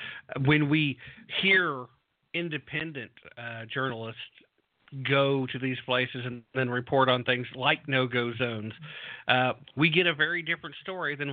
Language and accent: English; Tennessee, United States; right here in my home state of Tennessee